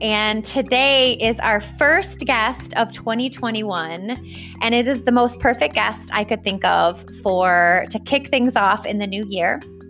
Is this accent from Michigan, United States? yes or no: yes; Michigan, United States